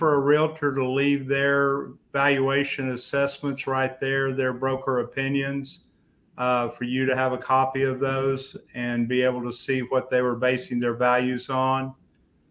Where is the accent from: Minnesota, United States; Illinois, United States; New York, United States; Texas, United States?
Texas, United States; Fort Worth; I'm from Fort Worth originally